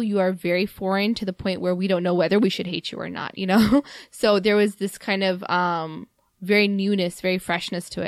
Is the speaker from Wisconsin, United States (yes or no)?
no; Mississippi, United States; now in Chicago, United States; growing up in Mississippi